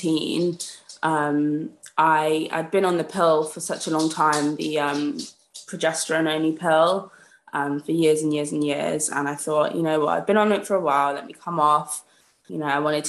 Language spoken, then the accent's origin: English; Peterborough, East of England, United Kingdom; moved away as an adult; I was back in Peterborough, which is my hometown, for the summer